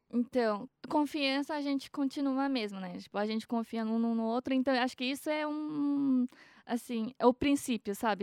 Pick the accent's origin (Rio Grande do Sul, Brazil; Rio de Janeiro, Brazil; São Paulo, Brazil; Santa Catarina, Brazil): São Paulo, Brazil; Mogi das Cruzes; also born or lived in Japan; eu sou de Mogi